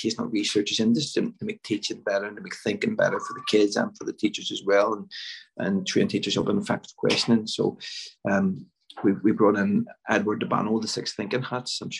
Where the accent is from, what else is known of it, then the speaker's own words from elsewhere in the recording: Belfast, Northern Ireland, United Kingdom; I grew up in Lanadoon, and it was a sort of inner city area